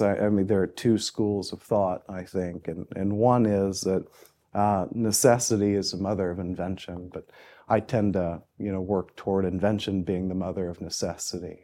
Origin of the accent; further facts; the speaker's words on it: Muncie, Indiana, United States; moved away as an adult; also born or lived in Austin, Texas / Chapel Hill, North Carolina; I grew up in Muncie, Indiana